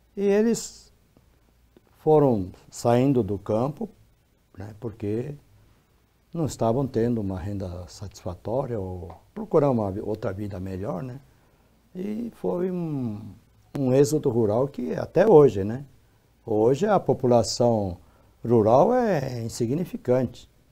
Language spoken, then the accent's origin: Portuguese; Brazil; eu nasci no Brasil